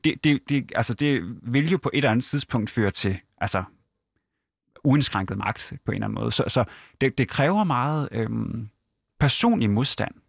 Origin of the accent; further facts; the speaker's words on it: Hirtshals, North Denmark Region, Denmark; et godt hjem op i Vendsyssel